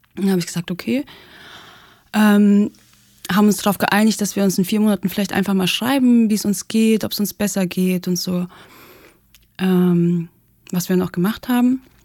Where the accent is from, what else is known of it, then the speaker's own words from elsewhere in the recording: Russia; now in Germany; ich komme aus Russland